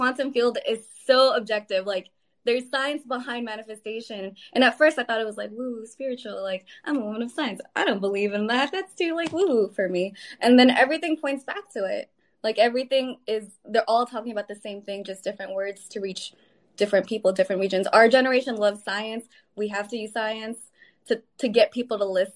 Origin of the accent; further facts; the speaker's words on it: the Bay Area, California, United States; I'm from California, from the Bay Area